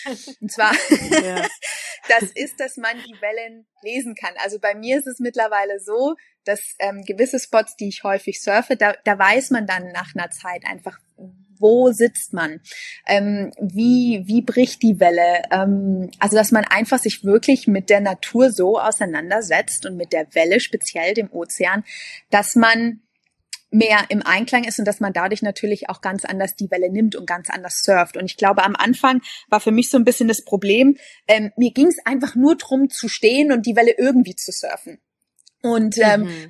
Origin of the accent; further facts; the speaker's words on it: Munich, Bavaria, Germany; moved away as an adult; now in Bali, Indonesia; Ich bin ja gebürtige Münchnerin